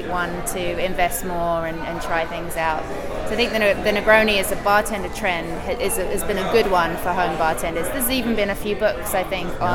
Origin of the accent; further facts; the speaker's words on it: England, United Kingdom; as an English person